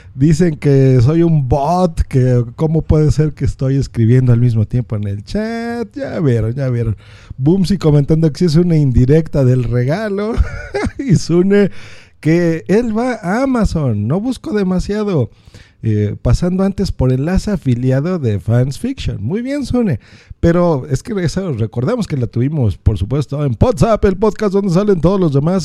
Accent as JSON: {"language": "Spanish", "country": "Mexico", "said": "aquí en mi país, en México"}